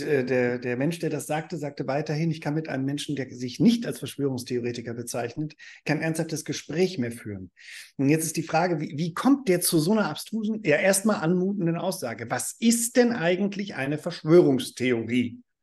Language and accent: German; Germany; ich bin Deutscher. Und ich habe auch noch einen amerikanischen Pass.